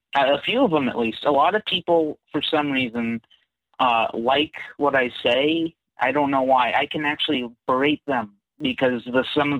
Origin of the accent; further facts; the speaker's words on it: California, United States; I'm from California, and I'm actually 16.